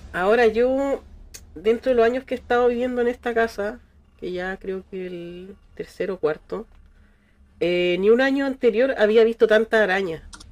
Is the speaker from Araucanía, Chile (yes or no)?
no; Valparaíso, Chile; cuando chico, caminar por Valpo, por las calles y pisarla